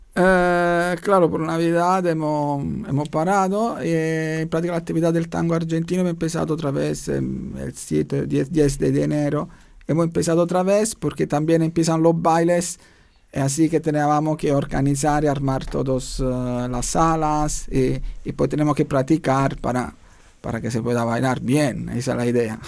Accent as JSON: {"language": "Spanish", "town": "Naples", "region": "Campania", "country": "Italy", "second_language": "Spanish", "moved": "as an adult", "lives_now": "Vienna, Austria", "said": "volví en Italia, soy de Italia, volví en Italia a la mi ciudad para ver mi familia"}